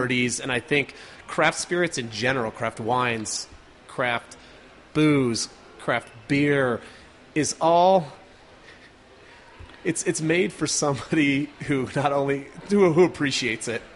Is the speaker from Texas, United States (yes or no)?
no; Carbondale, Colorado, United States; I grew up in Carbondale up in the mountains, just outside of Aspen